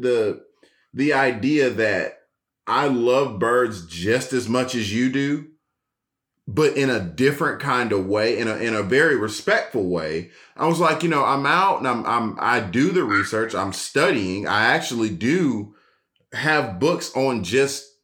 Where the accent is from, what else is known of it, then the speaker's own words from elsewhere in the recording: Atlanta, Georgia, United States; I'm still from Atlanta